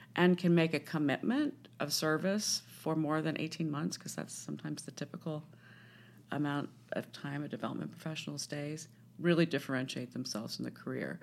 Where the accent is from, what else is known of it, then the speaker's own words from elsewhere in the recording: Washington, District of Columbia, United States; I grew up in Washington D.C.